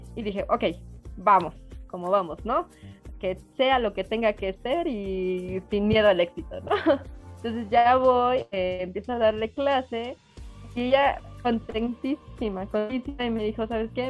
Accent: Mexico; yo soy mexicana

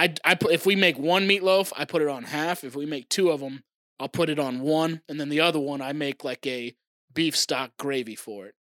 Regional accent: Oklahoma, United States; born or raised there; moved away; also born or lived in Tennessee

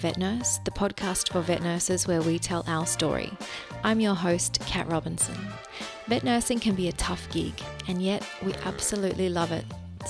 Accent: Wagga Wagga, New South Wales, Australia; Oh, I'm from Wagga.

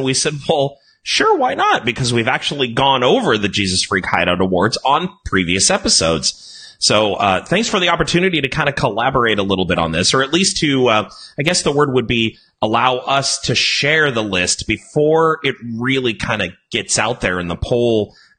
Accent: California, United States; I'm from California.

